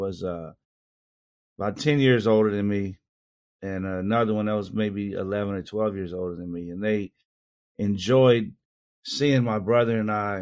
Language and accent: English; Indianapolis, Indiana, United States; I grew up in Indianapolis, Indiana, and born and raised there